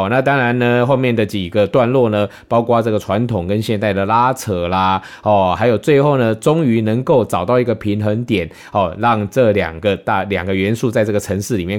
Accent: Kaohsiung, Taiwan; 我想身为高雄人的我呢，哦，从小到大其实也感受非常的多。

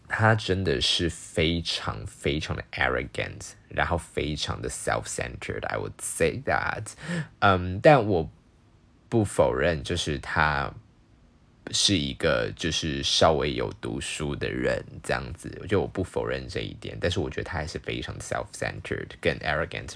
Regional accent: Taiwan; first language Chinese; 台湾就有不止一种语言是我们的，在台湾人所使用的语言

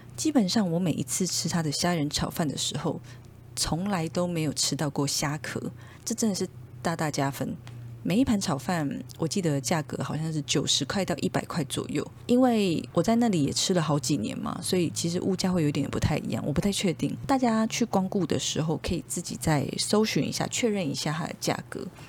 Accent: Taipei, Taiwan; 因为我从小到大基本上一路都是在内湖生长，算是 土生土长的内湖人， 从还在妈妈肚子里的时候，一直到大学毕业，都是内湖人。 那想当然，呃，我们从小的生活圈就是都在内湖，加上国小开始，我们就是一路在补习班里面长大

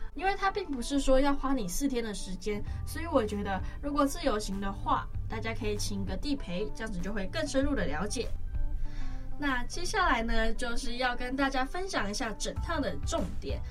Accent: Taiwan; 像我们台湾人就是那么的chill

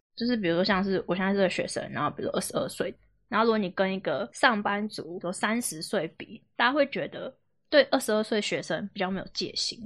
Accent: Taiwan; also born or lived in Xizhi, New Taipei; 我也是台北人

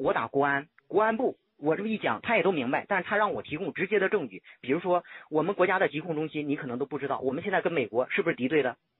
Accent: China; 我们都是中国人

